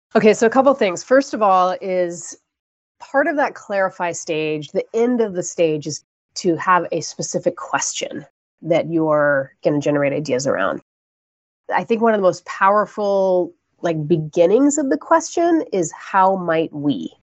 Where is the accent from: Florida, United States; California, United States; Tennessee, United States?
Florida, United States; I grew up in Florida